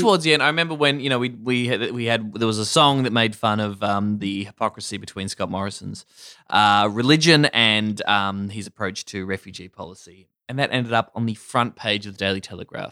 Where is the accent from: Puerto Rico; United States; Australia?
Australia; Warrnambool, Victoria; moved away as an adult; growing up in Warrnambool in country